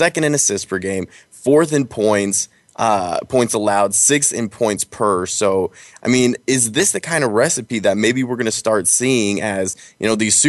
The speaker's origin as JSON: {"language": "English", "town": "Denver", "region": "Colorado", "country": "United States", "said": "I'm from Denver, Colorado"}